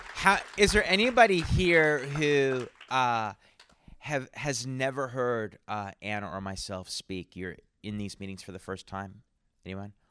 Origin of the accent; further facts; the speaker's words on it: New Brunswick, Canada; now in San Antonio, United States; I'm originally from Canada. from New Brunswick, Canada.